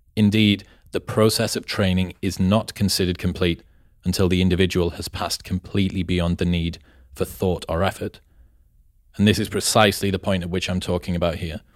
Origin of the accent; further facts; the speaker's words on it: England, United Kingdom; I'm from England